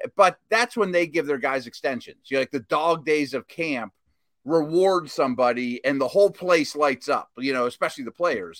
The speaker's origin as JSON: {"language": "English", "town": "Pittsburgh", "region": "Pennsylvania", "country": "United States", "tie": "born or raised there", "said": "my hometown, the Steelers"}